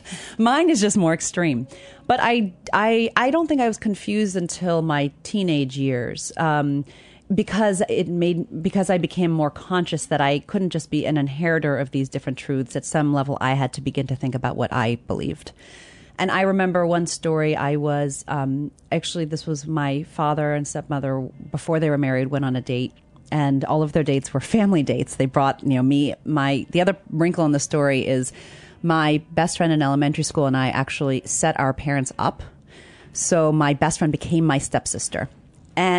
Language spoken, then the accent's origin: English; Zimbabwe; born there; also born or lived in Tucson / Virginia; I was born in Zimbabwe. My mother's an anthropologist. She's Indian. My father's white American, and he's a hydrologist.